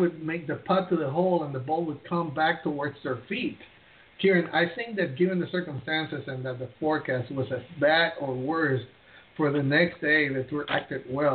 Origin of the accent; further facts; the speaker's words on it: Puerto Rico; I'm from Puerto Rico